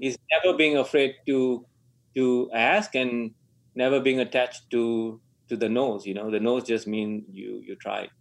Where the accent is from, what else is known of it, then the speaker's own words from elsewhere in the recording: Malaysia; moved away; I was born in Malaysia